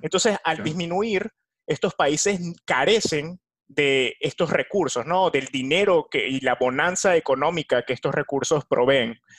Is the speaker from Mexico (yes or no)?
no; Venezuela; de Venezuela